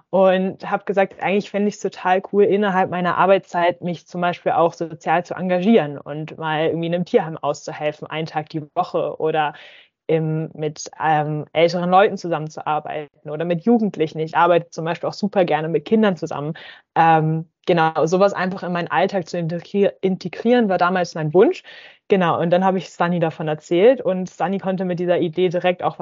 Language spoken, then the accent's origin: German; Hamburg, Germany; moved away as an adult; now in Friedrichshafen, Germany; ursprünglich komme ich aus Hamburg, ähm, bin aber schon vor fünf Jahren äh, für mein Bachelorstudium nach Baden-Württemberg gezogen und wohne jetzt auch äh, derzeit in Friedrichshafen